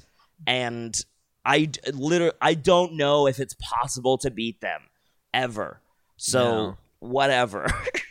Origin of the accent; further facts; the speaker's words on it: Canada; I'm a Canadian.